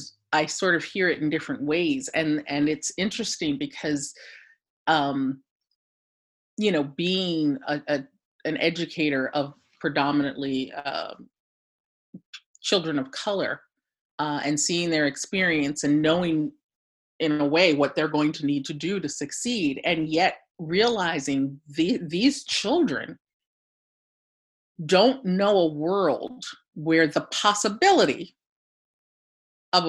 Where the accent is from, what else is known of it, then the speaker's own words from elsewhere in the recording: Ocean City, New Jersey, United States; now in Philadelphia, United States; growing up in Ocean City, New Jersey